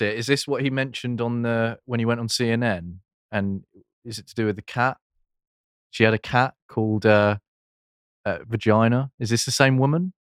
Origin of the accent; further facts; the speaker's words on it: United Kingdom; we're British